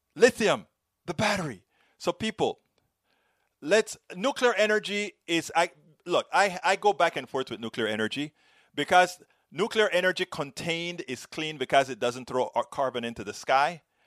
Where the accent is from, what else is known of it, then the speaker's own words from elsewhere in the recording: Panama; moved away as an adult; now in United States; I am from Central America